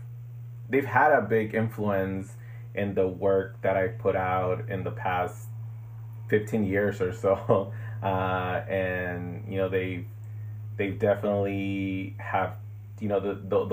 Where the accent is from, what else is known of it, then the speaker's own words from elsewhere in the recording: Long Beach, California, United States; also born or lived in Ensenada, Baja California, Mexico / Berkeley, California / Boyle Heights, Los Angeles; now in Los Angeles, United States; I grew up in Long Beach, California. And I was born in Ensenada, Mexico. And I came to the U.S. when I was like 11 years old. And so I've definitely have been here over half of my life. I just turned 37 this year.